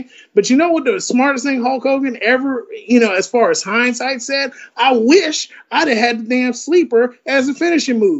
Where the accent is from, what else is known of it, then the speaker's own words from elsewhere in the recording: New Orleans, Louisiana, United States; I'm from New Orleans